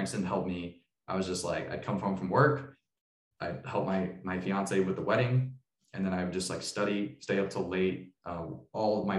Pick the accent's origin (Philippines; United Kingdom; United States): United States; Tulsa, Oklahoma; moved away; also born or lived in Boise, Idaho; I moved from Boise back to Tulsa, Oklahoma, where I was born, to help start this church